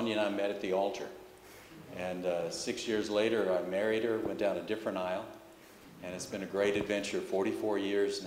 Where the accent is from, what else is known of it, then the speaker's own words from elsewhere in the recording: Arkansas, United States; where I grew up in Arkansas